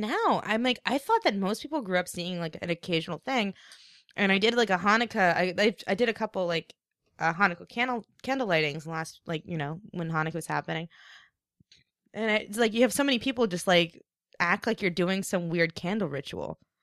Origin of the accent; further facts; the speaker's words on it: East Coast, United States; moved away; … and I grew up in the same town